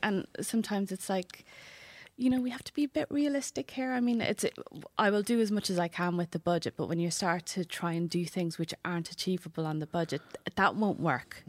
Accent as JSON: {"language": "English", "town": "Wexford", "region": "Leinster", "country": "Ireland", "said": "I'm from Waxford"}